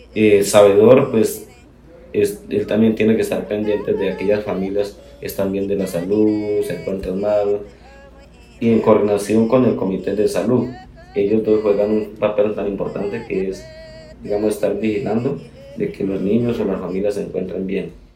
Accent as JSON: {"language": "Spanish", "country": "Colombia", "said": "nosotros como ciudadanos o como colombianos"}